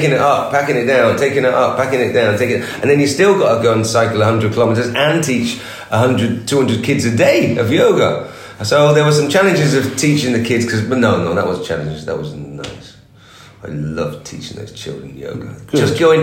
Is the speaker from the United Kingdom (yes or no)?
yes; England, United Kingdom; also born or lived in India; I'm Indian in English, and I have fundamental groundings in England